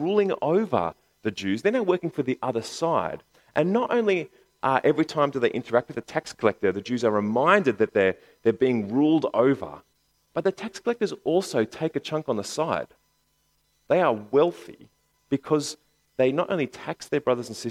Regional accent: Bankstown, New South Wales, Australia; I grew up in Bankstown

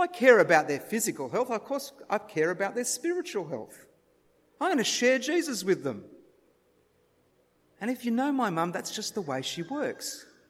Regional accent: Sarawak, Malaysia; And one of the personal things is that I grew up in Malaysia, in Sarawak.

